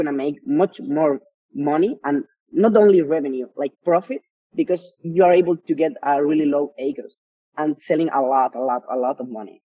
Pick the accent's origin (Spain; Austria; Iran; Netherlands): Spain; first language Spanish; English is a second language; I understand the culture more in Spain than in any other marketplaces. And also, Spanish is my mother language.